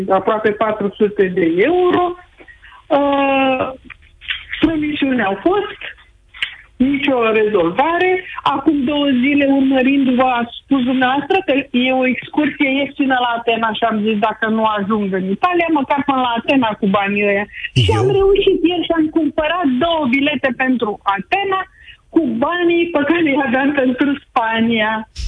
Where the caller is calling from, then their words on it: Bucharest, Romania; și sunt din București.